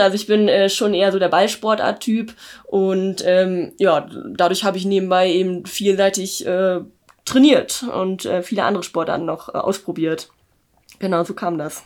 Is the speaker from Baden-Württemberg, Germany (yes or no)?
no; Löningen, Lower Saxony, Germany; in Löning in meiner Heimat